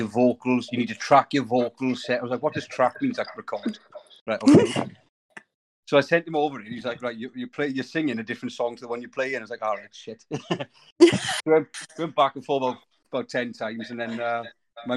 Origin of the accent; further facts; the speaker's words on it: Port Talbot, Wales, United Kingdom; Port Talbot, where I'm from